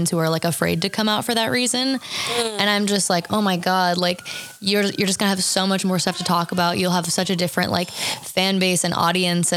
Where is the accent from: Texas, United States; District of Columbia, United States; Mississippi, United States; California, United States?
California, United States; Lafayette; I'm from, just from the Bay Area, but like East Bay, Lafayette